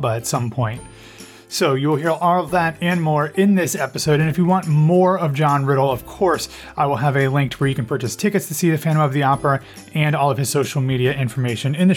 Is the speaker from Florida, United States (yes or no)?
no; Columbus, Ohio, United States; moved away as an adult; also born or lived in Pickerington, Ohio; now in Orlando, United States; I'm born and raised in Ohio. My parents were born and raised in Ohio. I graduated from Pickerington